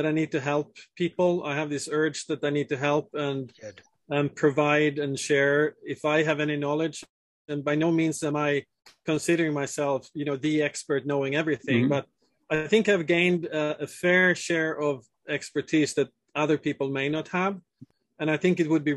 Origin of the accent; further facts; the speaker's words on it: southern Sweden, Sweden; moved away as an adult; also born or lived in Italy / Switzerland; born and raised in Sweden, in southern Sweden, where food is a huge part of the culture.